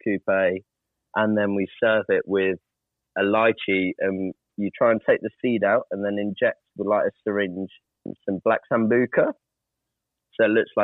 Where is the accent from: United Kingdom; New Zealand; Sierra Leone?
United Kingdom; Brighton, South East England; Brighton in England. It's just on the south coast. Lovely little seaside town.